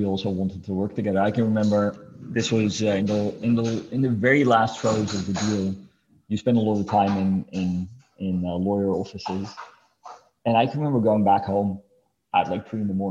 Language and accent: English; Amsterdam, North Holland, Netherlands; moved away; also born or lived in Los Angeles / Mexico City; born and raised in Amsterdam, but definitely see LA and Mexico City as home.